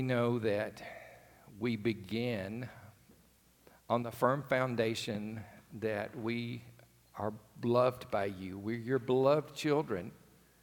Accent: rural Alabama, United States; I grew up in the country in another part of the state

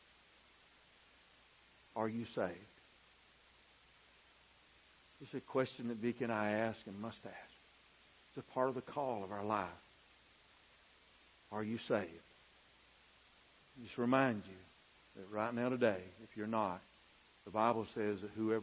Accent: United States; I was born in the United States of America.

